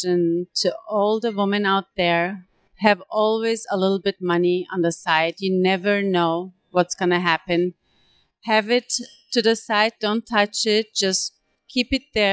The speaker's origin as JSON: {"language": "English", "country": "Turkey", "moved": "yes", "lives_now": "Italy", "said": "I'm originally from Turkey, living in Italy for several years"}